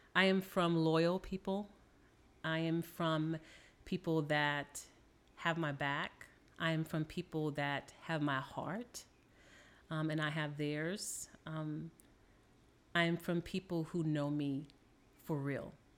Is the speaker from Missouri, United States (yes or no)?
no; New Orleans, Louisiana, United States; I am from New Orleans, Louisiana